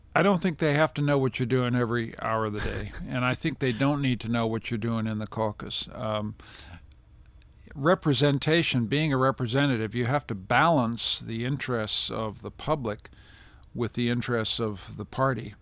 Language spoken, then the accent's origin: English; Canada; being a Canadian